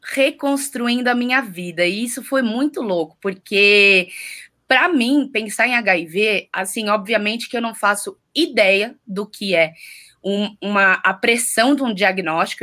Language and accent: Portuguese; Rio de Janeiro, Brazil; Eu sou carioca, nasci no Rio de Janeiro, em Botafogo, em 1989